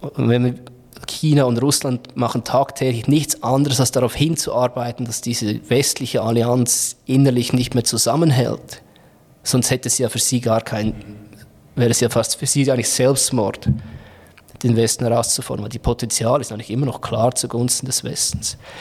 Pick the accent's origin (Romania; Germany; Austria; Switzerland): Switzerland; Bei uns in der Schweiz